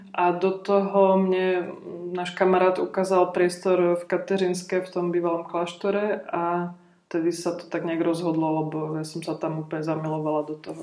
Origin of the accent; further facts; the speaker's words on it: Trenčín area, Trenčín Region, Slovakia; moved away; já vlastně pochádzam tak nějak z Trenčina, z okolia Trenčina